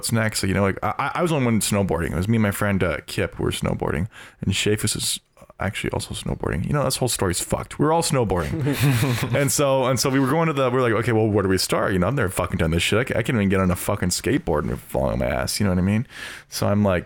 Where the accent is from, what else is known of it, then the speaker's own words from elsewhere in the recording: Oregon, United States; moved away; I'm from Oregon